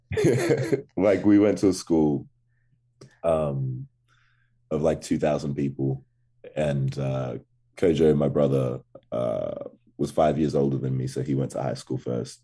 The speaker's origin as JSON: {"language": "English", "town": "Canberra", "region": "Australian Capital Territory", "country": "Australia", "tie": "born or raised there", "also_born_or_lived": "Ghana", "accent": "Australian", "said": "definitely raised in, in Canberra, Australia"}